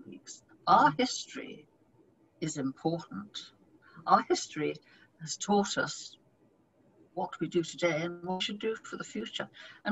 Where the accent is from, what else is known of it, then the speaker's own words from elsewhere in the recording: Bristol, South West England, United Kingdom; also born or lived in London; I'm the only one that was born in London. And I was at two, and we moved to Bristol, where I was brought up